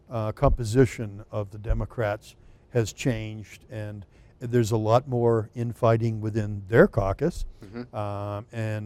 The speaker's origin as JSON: {"language": "English", "town": "Merrimack", "region": "New Hampshire", "country": "United States", "said": "So, as you said, I'm from Merrimack, which is District 21, Hillsborough County."}